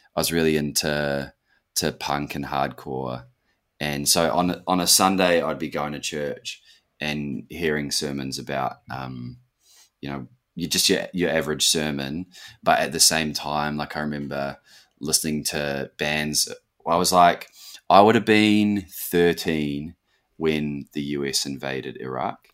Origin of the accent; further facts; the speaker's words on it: Auckland, New Zealand; moved away as an adult; now in Western Australia, Australia; since growing up in West Auckland.